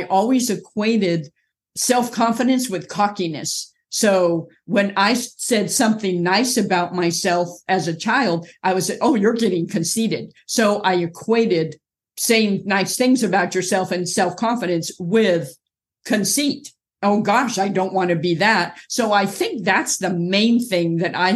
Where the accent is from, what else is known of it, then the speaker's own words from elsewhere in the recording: Orange County, California, United States; moved away as an adult; also born or lived in Inglewood, California; now in North Carolina, United States; I was born in Inglewood, California, grew up in Orange County, California, near a beach community most of my life